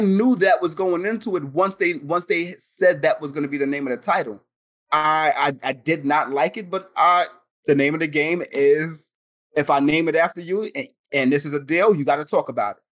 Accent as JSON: {"language": "English", "town": "New York City", "region": "New York", "country": "United States", "said": "we're from New York. We're from the Bronx"}